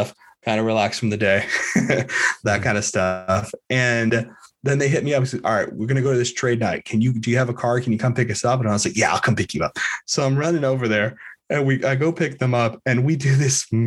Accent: Miami, Florida, United States; I'm from Miami

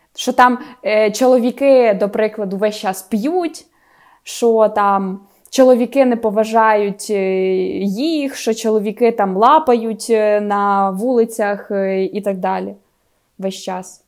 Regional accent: Khmelnytskyi, Khmelnytskyi Oblast, Ukraine; accent: surzhyk; я особисто там 15 років говорила суржиком

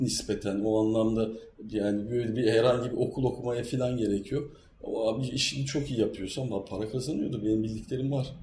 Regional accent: Kırklareli, Turkey; ben biliyorsunuz Kırklareli'yim Trakya'lıyım

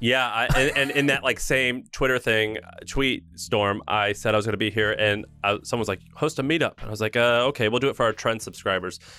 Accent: St. Louis, Missouri, United States; moved away as an adult; also born or lived in Nashville, Tennessee; I grew up in Saint Louis, Missouri

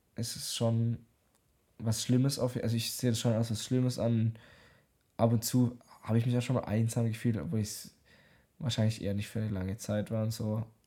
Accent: Germany; ich bin aus Deutschland

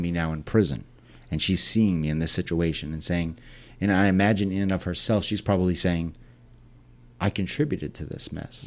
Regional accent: Selden, New York, United States; also born or lived in Port Jefferson, New York / Ronkonkoma, New York; grew up in Selden, Ronkonkoma area.

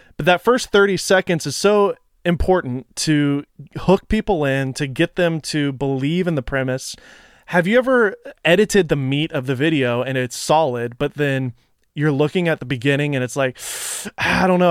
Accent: Nashville, Tennessee, United States; moved away; I am from Nashville originally

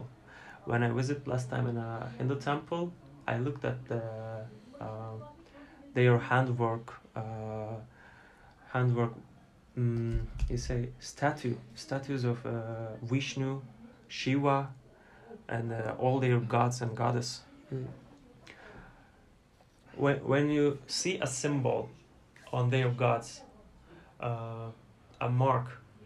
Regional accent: Turkey; I'm from Turkey

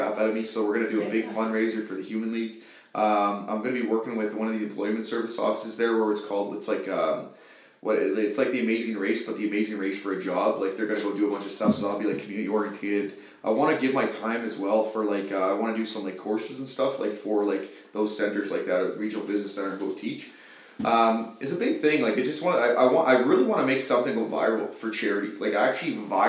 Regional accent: Sudbury, Ontario, Canada; I am proud to say I'm Canadian, but I'm proud to say I'm from Sudbury

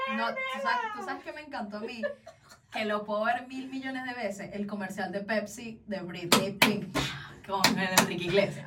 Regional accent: Caracas, Capital District, Venezuela; Yo soy de las colinas de Ruperto Lugo

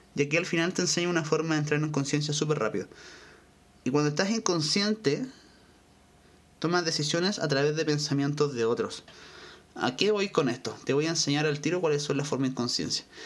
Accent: Chile; Yo soy de Chile

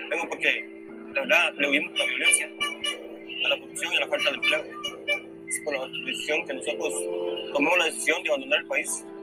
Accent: San Pedro Sula, Cortés, Honduras; 40 años de edad. Vengo de Honduras, de la ciudad de San Pedro Sula.

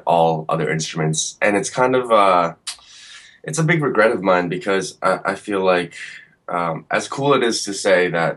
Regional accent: Woodbridge, New Jersey, United States; born or raised there

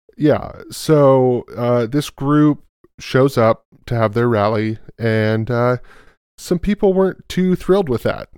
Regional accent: California, United States; Oh, California

